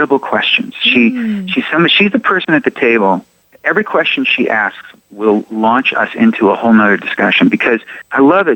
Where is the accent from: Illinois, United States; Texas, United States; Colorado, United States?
Illinois, United States; Chicago; I'm from Chicago